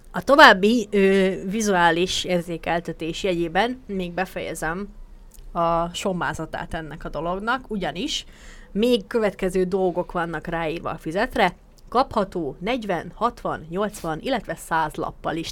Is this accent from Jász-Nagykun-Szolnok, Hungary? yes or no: no; Békés, Hungary; a Békés megyében nőttem fel